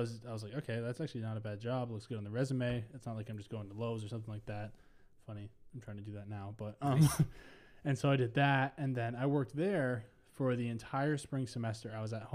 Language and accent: English; Minnesota, United States; also born or lived in Ohio; I'm from Minnesota